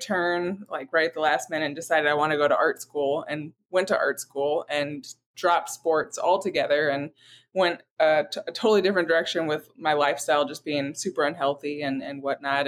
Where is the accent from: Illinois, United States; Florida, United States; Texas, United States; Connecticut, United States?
Florida, United States; I I grew up in Florida, and it's hard to not be around a lake